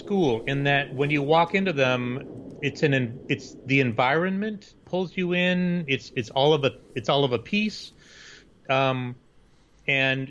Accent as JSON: {"language": "English", "town": "Bakersfield", "region": "California", "country": "United States", "tie": "born or raised there", "moved": "yes", "lives_now": "San Francisco, United States", "said": "my hometown in Bakersfield, California, which is redneck country"}